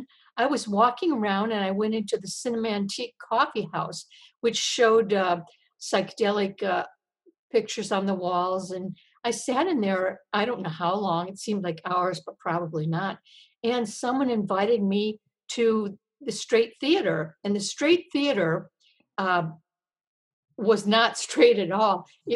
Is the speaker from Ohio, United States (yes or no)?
no; Michigan, United States; moved away; I grew up in the Midwest in Michigan, and I went to an all-girls Catholic high school